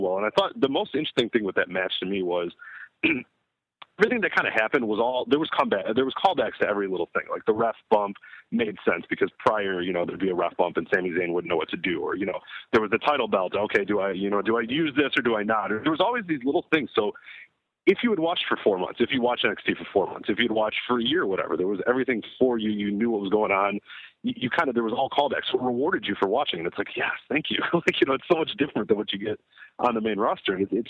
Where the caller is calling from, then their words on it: Oak Park, Illinois, United States; I'm from Oak Park, Illinois.